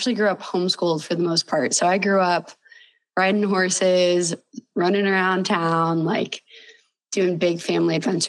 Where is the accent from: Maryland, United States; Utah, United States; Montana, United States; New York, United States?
Montana, United States; Bozeman; I was lucky enough to grow up in Bozeman, Montana. My family's been here for five generations and stuck around, and I'm still here, so I haven't left.